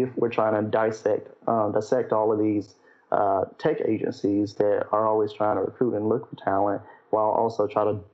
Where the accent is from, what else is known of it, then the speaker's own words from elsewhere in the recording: Memphis, Tennessee, United States; I'm originally from Memphis